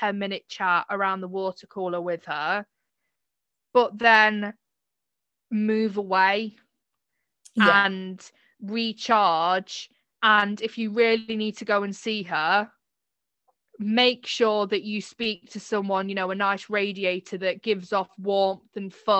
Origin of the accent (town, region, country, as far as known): United Kingdom